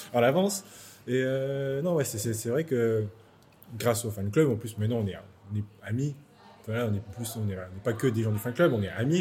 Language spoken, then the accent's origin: French; Paris region, Île-de-France, France; moved away as an adult; now in London, United Kingdom; je viens de la région parisienne